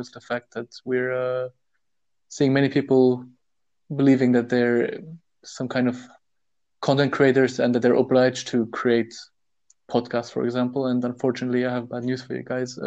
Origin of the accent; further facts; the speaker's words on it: Luxembourg; I was born and raised in Luxembourg, but made internationally. My family roots go back to Germany, the UK, to India